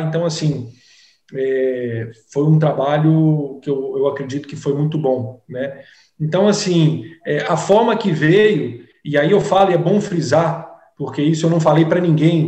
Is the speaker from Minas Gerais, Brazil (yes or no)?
yes; Minas Gerais, Brazil; now in Salvador, Brazil; como bom mineiro que sou